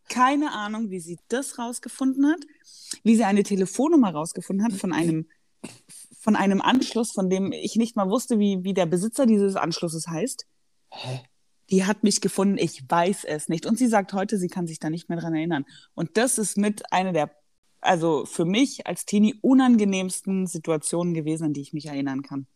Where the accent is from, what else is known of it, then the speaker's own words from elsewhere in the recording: Black Forest, Baden-Württemberg, Germany; ich komme ja aus dem Schwarzwald